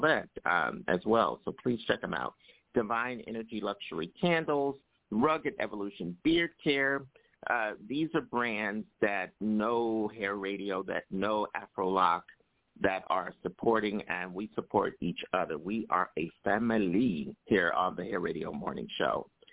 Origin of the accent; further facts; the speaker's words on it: New York City, New York, United States; New York City, my hometown here, uh, which is uh, where I live.